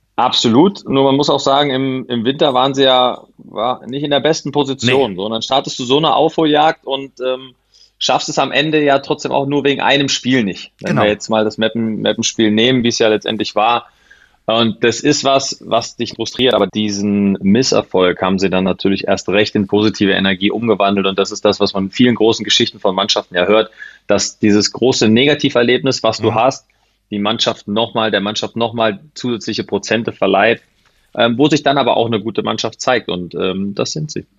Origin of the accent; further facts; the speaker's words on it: Schrecksbach, Hesse, Germany; moved away as an adult; also born or lived in Alsfeld / Paderborn; now in Neukirchen, Germany; Nicht in Schrecksbach geboren, geboren in Alzfeld, weil es da ein Krankenhaus gibt. In Schrecksbach mhm. gibt es keins, aber in Schrecksbach wohlbehütet aufgewachsen